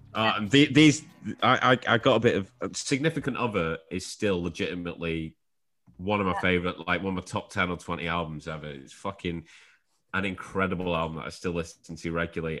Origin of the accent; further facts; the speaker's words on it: Shrewsbury, West Midlands, United Kingdom; I'm actually from Shrewsbury, which is close to uh, like Wrexham, North Wales.